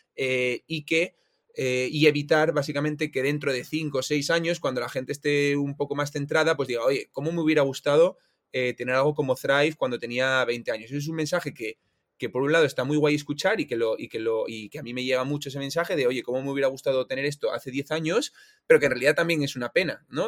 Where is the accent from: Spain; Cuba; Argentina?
Spain; Oviedo, Asturias; soy un tío de Oviedo, estudié en la Universidad de Oviedo